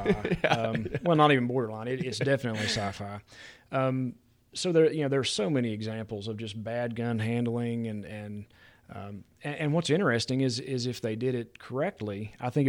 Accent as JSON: {"language": "English", "region": "West Virginia", "country": "United States", "tie": "born or raised there", "said": "I got a little spoiled growing up in West Virginia because the turkey hunting was so good there."}